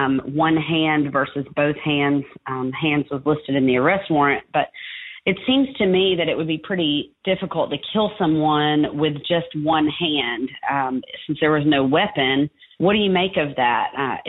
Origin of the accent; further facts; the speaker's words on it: Atlanta, Georgia, United States; now in Leesburg, United States; I'm from the Atlanta area, and I live in Leesburg, Georgia now.